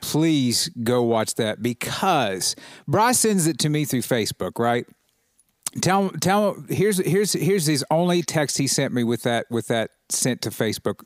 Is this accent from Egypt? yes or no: no; United States; as an American, as a proud American